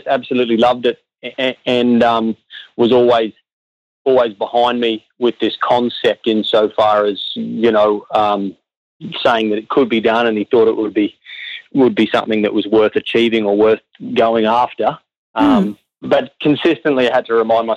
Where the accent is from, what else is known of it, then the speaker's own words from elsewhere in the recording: Brisbane, Queensland, Australia; I grew up in Brisbane